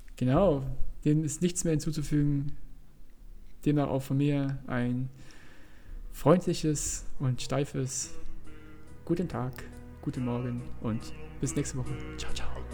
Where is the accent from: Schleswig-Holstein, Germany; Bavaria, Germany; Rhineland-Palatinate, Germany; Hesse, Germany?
Rhineland-Palatinate, Germany; Mainz; wir kommen aus Mainz